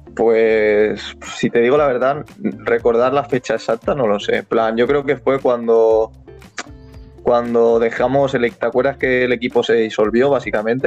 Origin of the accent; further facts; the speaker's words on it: Alicante, Valencian Community, Spain; soy de Alicante